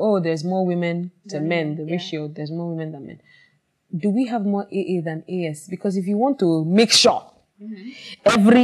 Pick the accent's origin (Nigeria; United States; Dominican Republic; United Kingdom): Nigeria; Lagos; also born or lived in Edo State; I can be from Edo State and I've never even been to my village. And I was born and bred in Lagos.